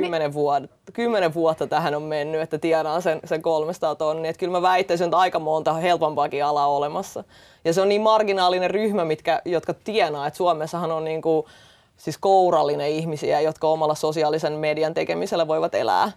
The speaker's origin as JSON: {"language": "Finnish", "country": "Estonia", "tie": "born or raised there", "moved": "yes", "lives_now": "Finland", "said": "Mä itse olen tota kotoisin Virosta ja kasvanut venäläisessä kulttuurissa niin kuin lapsuudessa"}